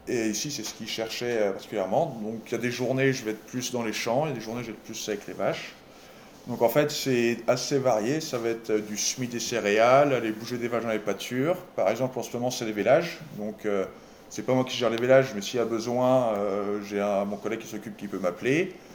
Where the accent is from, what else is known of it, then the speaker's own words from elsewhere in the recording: Les Herbiers, Pays de la Loire, France; accent: franchouillard; moved away as an adult; now in Whitewater, United States; je suis originaire de Vendée. des herbiers